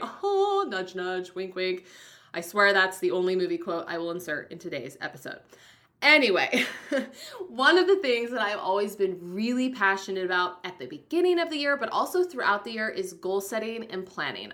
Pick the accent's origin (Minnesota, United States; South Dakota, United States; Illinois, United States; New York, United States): South Dakota, United States; Rapid City; moved away; I was born in Rapid City, South Dakota, so that is like my homeland.